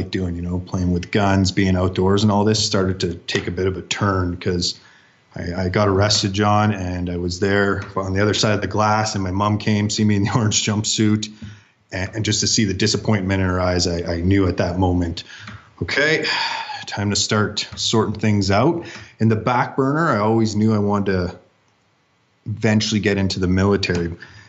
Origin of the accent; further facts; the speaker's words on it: Ontario, Canada; So I was born and raised in Northern Ontario, Canada. Grew up with all the wilderness a young boy could ever need in the land of minus 40 centigrade or Fahrenheit.